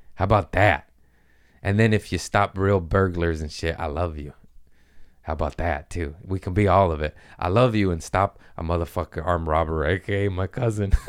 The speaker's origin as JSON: {"language": "English", "country": "United States", "said": "I'm American"}